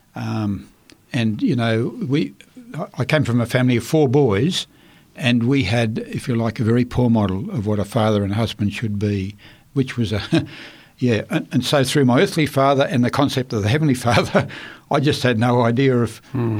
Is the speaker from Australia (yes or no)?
yes; Queensland, Australia; also born or lived in Rockhampton, Queensland / Chinchilla, Queensland; I was born in Rockhampton, Queensland, in uh, 1940